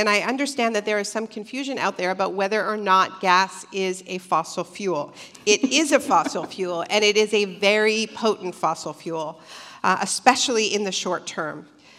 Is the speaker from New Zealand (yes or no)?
no; Canada; I am Canadian originally, and my Prime Minister, Justin Trudeau, who may or may not be reelected on Monday, positioned himself as a major climate leader.